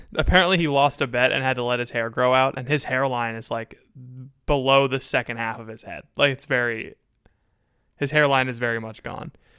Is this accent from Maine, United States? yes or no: no; Florida, United States; I'm from Florida, which is a different place